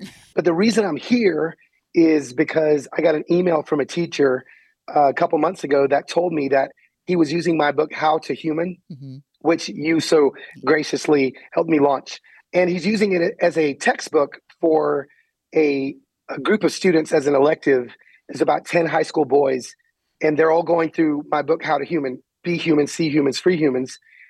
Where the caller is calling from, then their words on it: Alexandria, Minnesota, United States; So I am in Alexandria, Minnesota.